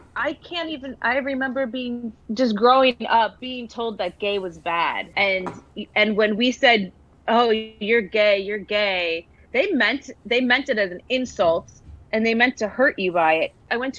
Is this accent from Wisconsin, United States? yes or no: yes; Milwaukee, Wisconsin, United States; Milwaukee, Wisconsin.